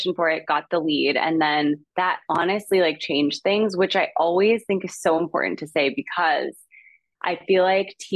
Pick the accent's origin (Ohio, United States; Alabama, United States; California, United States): California, United States; Calabasas; I grew up in the Kardashian, now center of the Kardashian saga